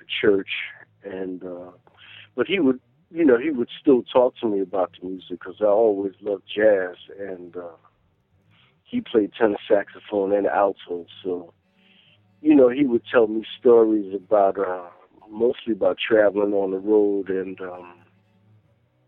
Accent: New York City, New York, United States; I was born on the 22nd of March, 1968, in Brooklyn, in the East New York section of Brooklyn, and I grew up there.

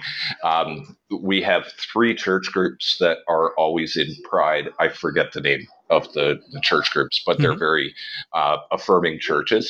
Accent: Hamilton, Ontario, Canada; moved away as an adult; I was born and raised in Hamilton. And I left there when I was about 21

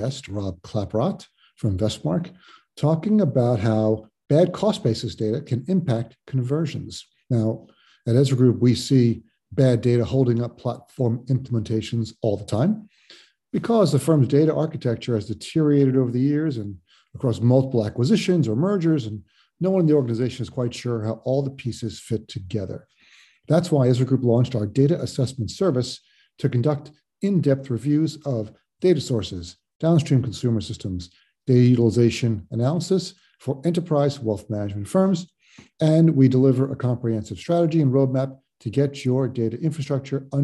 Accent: New Jersey, United States; I'm in my home state of New Jersey.

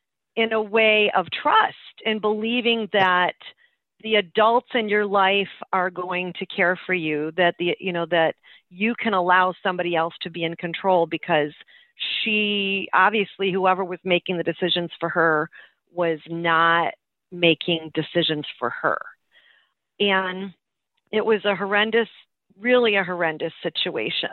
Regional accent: Michigan, United States; we're from Michigan

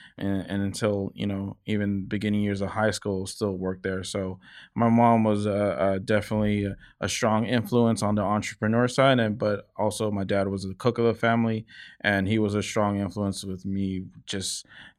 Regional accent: Daly City, California, United States; also born or lived in San Francisco; now in Oakland, United States; I was born and raised in Daly City and, you know, spent some time in San Francisco. Now I live in Oakland. But yeah, born and raised in Daly City.

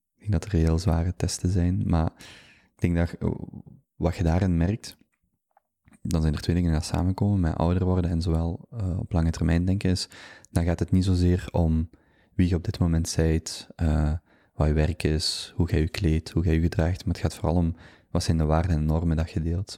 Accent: Genk, Flanders, Belgium; moved away as an adult; now in Antwerp, Belgium; ik ben eigenlijk van Genk. Ik heb daar, uh, ben daar geboren, opgegroeid, tot en met mijn 25ste gewoond

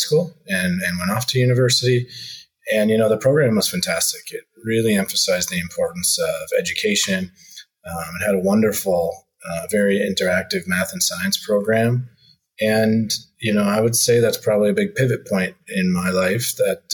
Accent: southern Ontario, Canada; now in Calgary, Canada; I grew up in a very rural community, actually, in southern Ontario

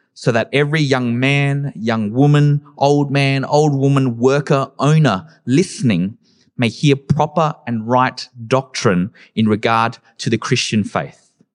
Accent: Adelaide, South Australia, Australia; growing up in Adelaide, during the early and late two thousands

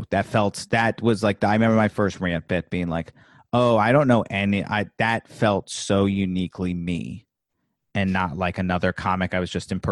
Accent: Virginia, United States; No, I'm from Virginia.

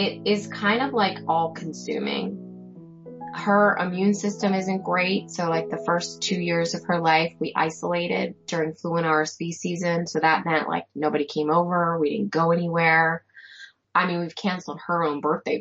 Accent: Bucks County, Pennsylvania, United States; moved away as an adult; also born or lived in Maryland; now in Carroll County, Maryland, United States; I grew up outside of Bucks County, or in Bucks County, Pennsylvania, which is outside of Philly

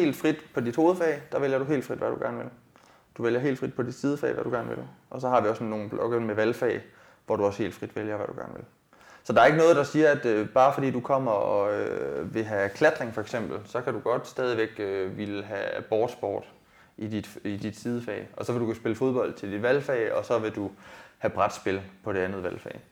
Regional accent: Denmark; jeg er egentlig født og opvokset i Rigskov

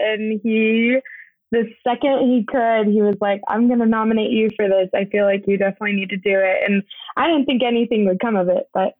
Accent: Gilbert, Arizona, United States; Yeah, I was born and raised in Gilbert, Arizona. After I graduated from high school, I moved up to Utah for a little bit, and then I moved back home to do the kidney transplant.

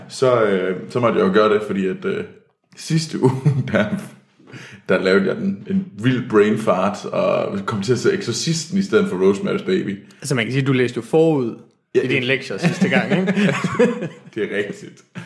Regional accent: Denmark; der kommer jeg simpelthen for meget fra Jylland

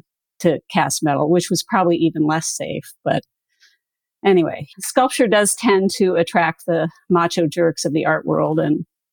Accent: Canada; also born or lived in United States; I mean, I was born in Canada, but at least 10 of those years we lived in the States.

